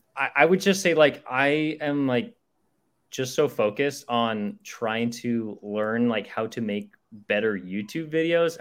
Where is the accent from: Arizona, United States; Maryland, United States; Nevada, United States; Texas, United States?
Arizona, United States; Chandler; I grew up in in Chandler, so it was uh, about like 30 minutes away from like downtown Phoenix